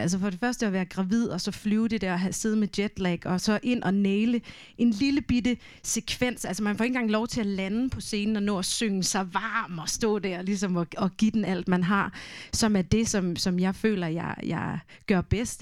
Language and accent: Danish; Denmark; first language Danish; jeg er jo vokset op med dansk, det er, jo, det er jo mit modersmål